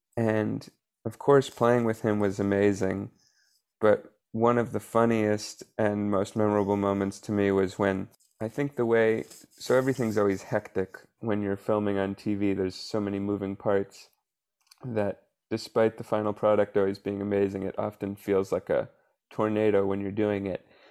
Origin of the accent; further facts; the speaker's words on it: Atlanta, Georgia, United States; when I was in elementary school in Atlanta, I went to Atlanta Public Schools